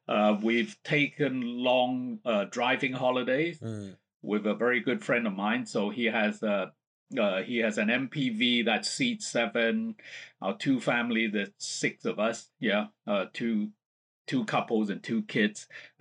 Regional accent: Hong Kong; also born or lived in England; now in Beijing, China; I'm originally from Hong Kong.

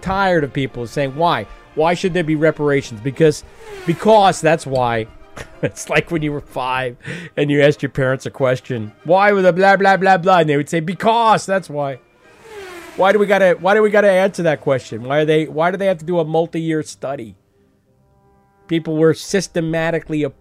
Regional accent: United States

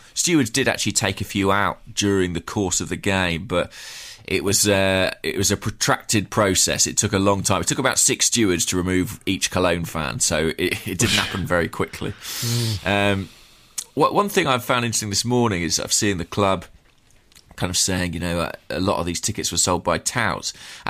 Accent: England, United Kingdom; as English fans, as Arsenal fans, it's actually quite difficult to interpret it

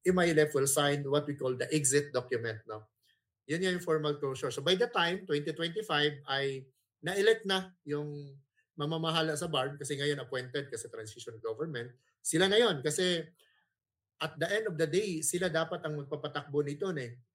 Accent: Surigao del Norte, Caraga, Philippines; I'm from Mindanao. I'm from Surigao del Norte

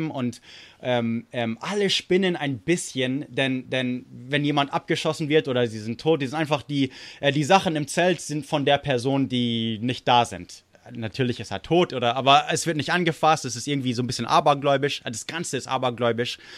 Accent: United States; er war in England stationiert in der amerikanischen Air Force, also ich bin Amerikaner.

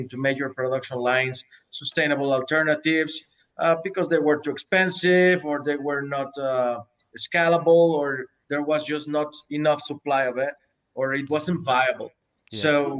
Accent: Mexico; being Mexicans and developing all this here in Mexico

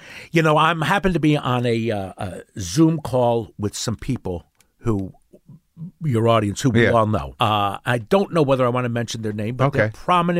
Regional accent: Yardley, Pennsylvania, United States; I grew up in Yardley.

